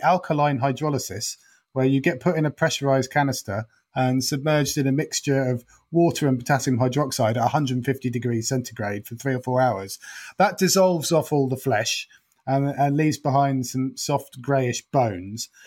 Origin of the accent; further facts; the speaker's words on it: Norfolk, East of England, United Kingdom; now in London, United Kingdom; I'm from Norfolk and live in London.